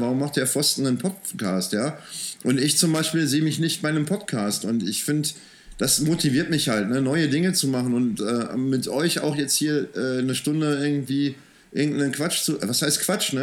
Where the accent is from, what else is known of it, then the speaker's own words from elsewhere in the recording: Soest, North Rhine-Westphalia, Germany; moved away as an adult; also born or lived in Wuppertal; now in Remscheid, Germany; ich bin in Soest aufgewachsen